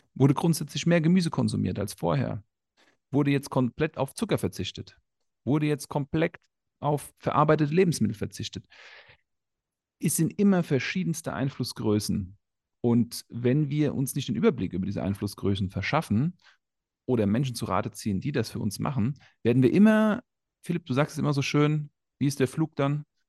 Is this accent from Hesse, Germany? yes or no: yes; Frankfurt, Hesse, Germany; Ich bin in Frankfurt aufgewachsen